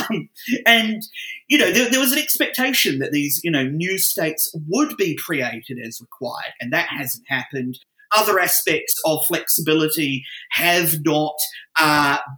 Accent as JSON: {"language": "English", "country": "New Zealand", "moved": "yes", "lives_now": "Australia", "said": "as a New Zealander"}